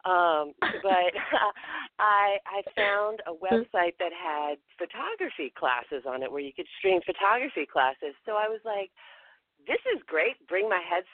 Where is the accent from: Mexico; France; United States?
United States; the South; moved away; also born or lived in New York City; because I'm from the South